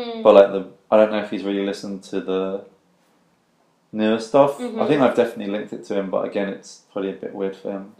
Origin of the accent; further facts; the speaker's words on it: Tilbury, East of England, United Kingdom; when you grow up in a town like Tilbury, people stay in Tilbury and they don't leave Tilbury. And, like, I was like, yeah, like, I'm from Tilbury